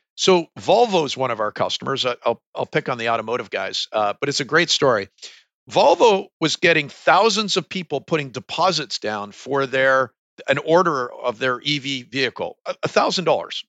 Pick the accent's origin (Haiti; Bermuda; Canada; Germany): Canada; moved away as an adult; also born or lived in United States; I carry two passports, but at the end of the day, I'm a Canadian kid